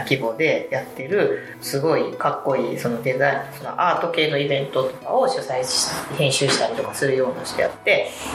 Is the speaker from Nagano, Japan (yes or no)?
no; Miki, Hyogo, Japan; moved away as an adult; now in Sumoto, Japan; 三木市出身って言ったんですけど淡路島からの距離で言ったら高速で1時間ぐらいの距離にある田舎で育ちました